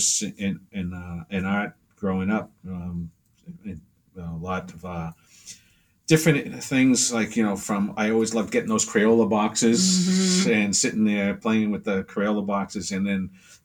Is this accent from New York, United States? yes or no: no; Saugus, Massachusetts, United States; also born or lived in Gloucester / Lynn; I grew up in Saugus, actually, which is right next to Lynn